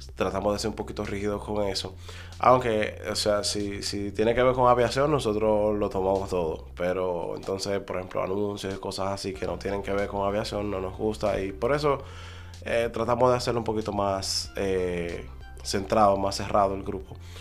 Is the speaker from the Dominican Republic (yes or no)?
yes; Dominican Republic; somos dominicanos